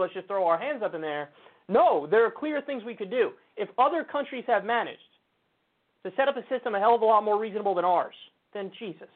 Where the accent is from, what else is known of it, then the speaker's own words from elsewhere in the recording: United States; I'm an American